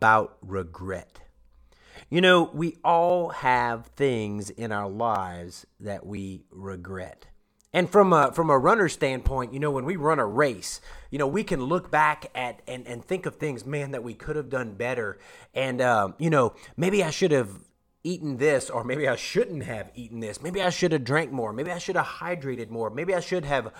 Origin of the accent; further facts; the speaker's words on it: Louisiana, United States; now in Oklahoma, United States; I'm from Louisiana